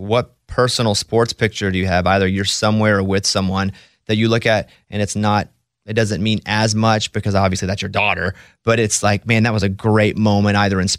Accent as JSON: {"language": "English", "town": "Mountain Pine", "region": "Arkansas", "country": "United States", "said": "Yeah, I'm from Mountain Pine, Arkansas, population 700. So similar instances, you know, growing up, and there wasn't a lot of resource where I came from."}